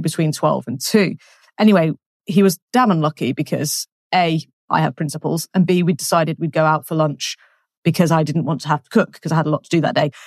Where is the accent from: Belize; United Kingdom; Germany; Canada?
United Kingdom; England; moved away as an adult; now in France; I'm English.